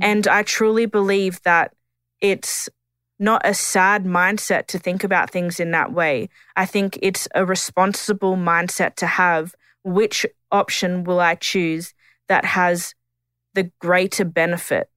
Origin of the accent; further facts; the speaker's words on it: Tiwi, Northern Territory, Australia; I'm a Gullambringan Dungalaba Tiwi woman